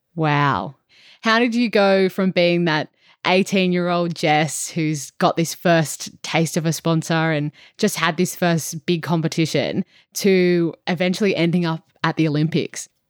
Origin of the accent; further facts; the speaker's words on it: Cronulla, New South Wales, Australia; I grew up in Cronulla. I still live there now.